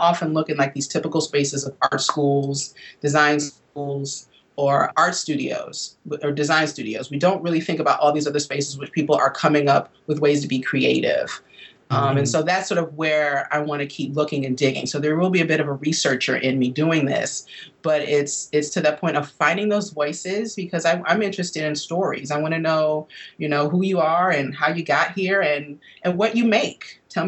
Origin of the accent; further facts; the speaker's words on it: Midwest, United States; now in East Coast, United States; growing up in the Midwest where I did, you know, I'm a product of the Northern migration.